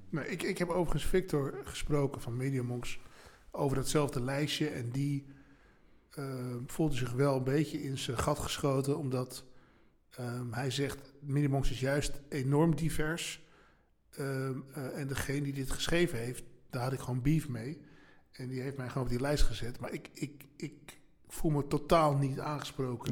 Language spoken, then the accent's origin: Dutch; Amstelveen, North Holland, Netherlands; Ik kom uit Amstelveen. waar ben ik, ben ik geboren en getogen in Amstelveen